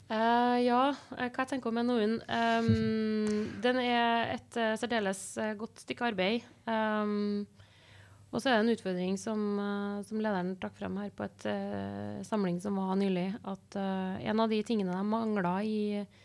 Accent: Trondheim, Trøndelag, Norway; jeg er født og oppvokst her i Trondheim

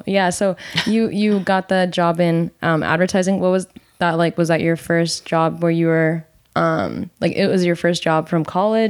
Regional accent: New Jersey, United States; moved away; I'm from New Jersey

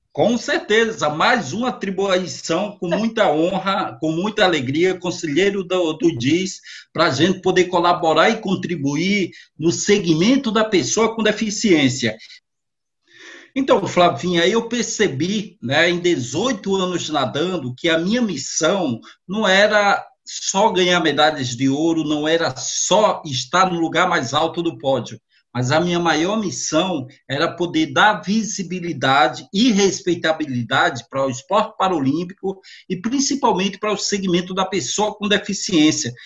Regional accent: Natal, Rio Grande do Norte, Brazil; sou lá de Natal, no Rio Grande do Norte, com muito orgulho, né? até a semana passada foi Dia do Nordestino, é dia 8 de outubro, e eu tenho essa maior alegria e satisfação. E aí nasci naquela cidade

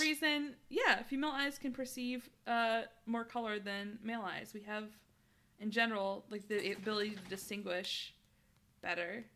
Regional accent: United States; I'm an American

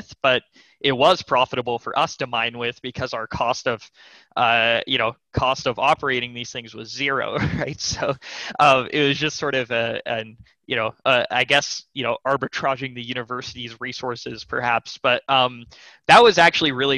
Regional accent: McLean, Virginia, United States; also born or lived in Los Angeles, California; my family moved to the Washington, D.C. suburbs, McLean, Virginia, in the Virginia side of the D.C. suburbs. And that's actually where I kind of did most of my growing up

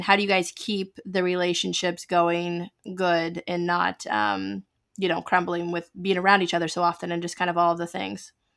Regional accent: United States; I am an American, proud to be one

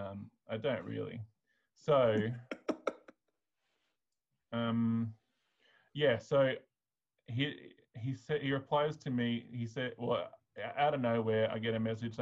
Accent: Australia; I'm white Australian

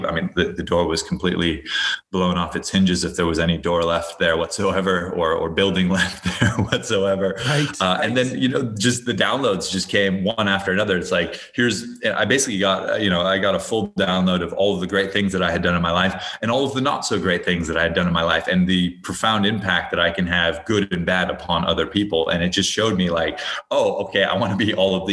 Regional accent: Hawaii, United States; I grew up in Hawaii.

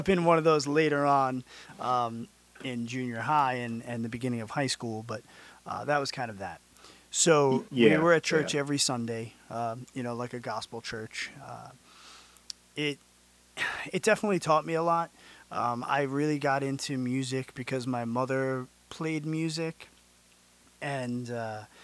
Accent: California, United States; also born or lived in Long Island, New York; when I was a baby, we moved

